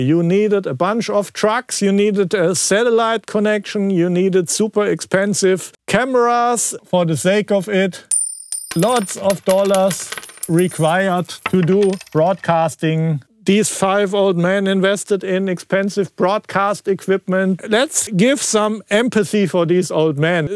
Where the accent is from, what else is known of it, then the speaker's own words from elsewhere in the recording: Frankfurt, Hesse, Germany; I was from Frankfurt area